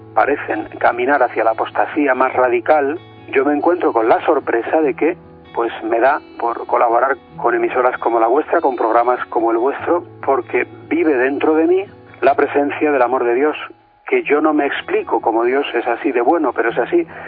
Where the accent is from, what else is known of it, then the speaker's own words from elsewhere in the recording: Madrid, Community of Madrid, Spain; soy de Madrid y vivo en Madrid